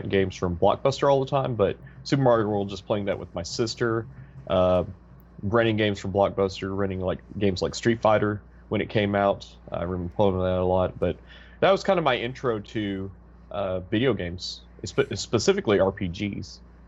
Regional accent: Georgia, United States; I grew up in Georgia. My dad was in the military, and we lived in Fort Benning. The majority of my family lived in Missouri, so we would take a yearly, or what turned into be a yearly, road trip to Missouri from Georgia.

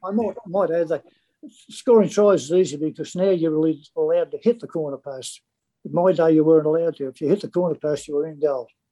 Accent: Sydney, New South Wales, Australia; I was born in Chippendale on, off Broadway. Lived, uh, the whole family lived there for all their life.

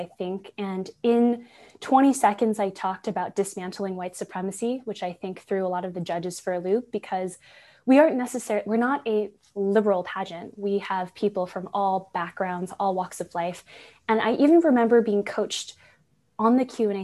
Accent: San Francisco, California, United States; moved away as an adult; also born or lived in Santa Barbara, California; now in Vancouver, Canada; I was born and raised in San Francisco. I currently live in Vancouver, Canada.

